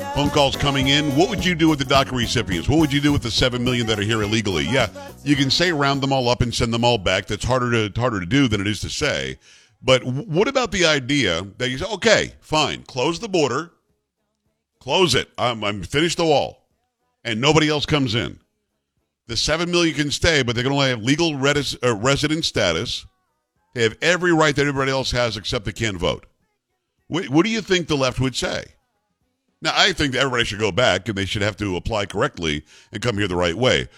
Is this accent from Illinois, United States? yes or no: no; Florida, United States; moved away; when I was growing up in Florida, we have groves there orange groves, lemon groves, grapefruit.